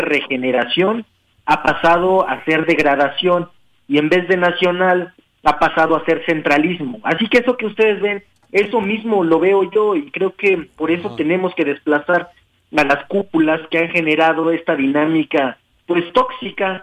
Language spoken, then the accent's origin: Spanish; Mexico City, Mexico; also born or lived in Oaxaca; soy un oaxaqueño nacido en Iztapalapa